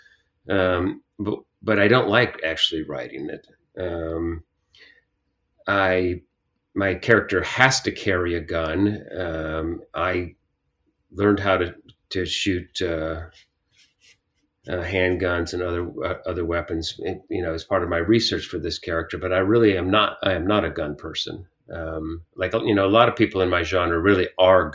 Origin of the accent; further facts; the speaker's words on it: United States; moved away as an adult; also born or lived in Kalamazoo, Michigan / San Joaquin Valley, California / San Francisco; now in Washington, DC, United States; I had a split childhood. Half my childhood in Western Michigan, in Kalamazoo, Michigan. And then my parents decided in 1968 that they wanted to move to California.